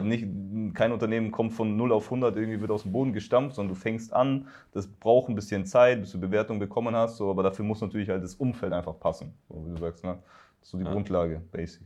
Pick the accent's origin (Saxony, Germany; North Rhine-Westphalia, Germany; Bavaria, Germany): Bavaria, Germany; Upper Palatinate; now in Berlin, Germany; Also auch aus Bayern, ich komme in meiner Heimatstadt, äh, in der Oberpfalz